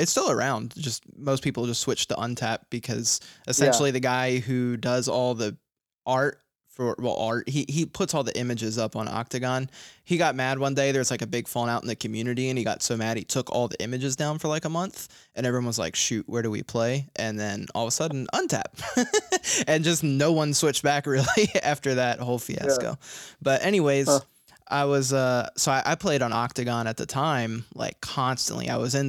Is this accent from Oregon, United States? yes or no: no; Virginia Beach, Virginia, United States; also born or lived in Philadelphia; I grew up in Virginia Beach. I'm from Philly, but I moved to Virginia